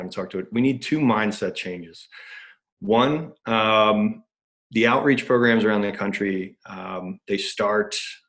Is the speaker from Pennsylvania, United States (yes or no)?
yes; Upper Darby, Pennsylvania, United States; now in Chicago, United States; I'm from Upper Darby, not South Philly